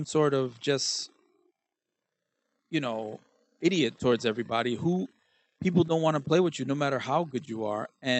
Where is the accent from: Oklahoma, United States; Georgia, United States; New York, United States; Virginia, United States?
New York, United States; New York City; I'm from Brooklyn